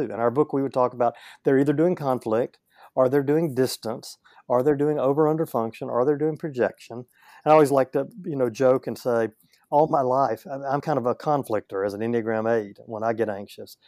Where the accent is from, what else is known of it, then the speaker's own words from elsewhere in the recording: Northeast Louisiana, United States; I grew up in Northeast Louisiana, a little farming community